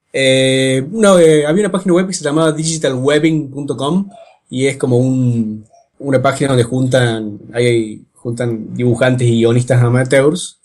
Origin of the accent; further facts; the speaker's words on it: Córdoba, Argentina; de Córdoba y dibujo cómics desde hace como 12 años